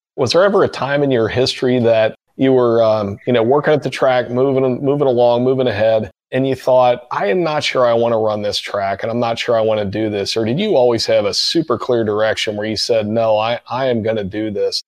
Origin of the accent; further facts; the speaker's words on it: Cincinnati, Ohio, United States; I grew up in Cincinnati